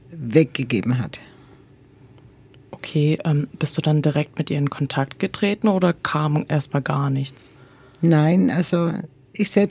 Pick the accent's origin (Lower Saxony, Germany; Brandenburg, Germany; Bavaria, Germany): Bavaria, Germany; Nuremberg; first language German; ich bin in Nürnberg geboren.